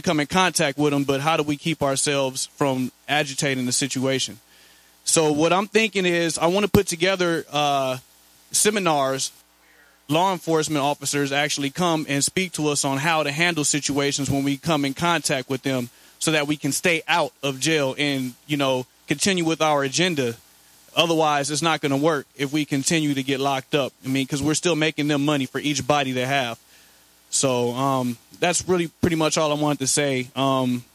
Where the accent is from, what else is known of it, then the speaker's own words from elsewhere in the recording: Inglewood, California, United States; now in Atlanta, United States; I'm from Inglewood, California